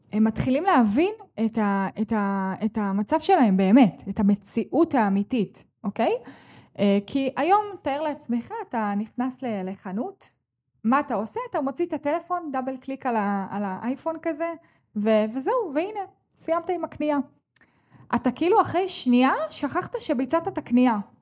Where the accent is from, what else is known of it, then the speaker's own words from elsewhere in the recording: Israel; אני בוחרת לחיות כאן ב, במדינת ישראל, ואני נולדתי כאן